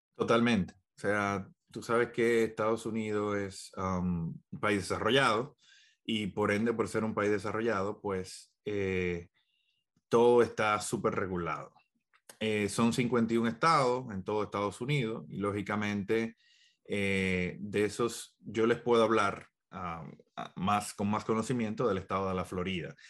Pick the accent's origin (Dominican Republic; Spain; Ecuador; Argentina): Dominican Republic; now in United States; yo soy dominicano